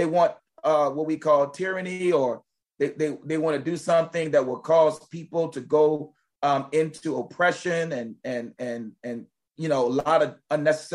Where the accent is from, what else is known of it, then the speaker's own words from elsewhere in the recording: Richmond, Virginia, United States; growing up in Richmond, Virginia, going to Brook Road Baptist Church, that was my home church